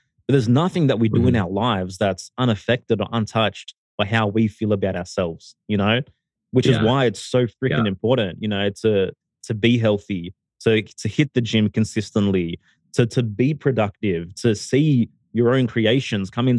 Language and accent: English; Sydney, New South Wales, Australia; moved away as an adult; now in Mexico; originally I'm from Sydney. Recently I relocated my entire family to Mexico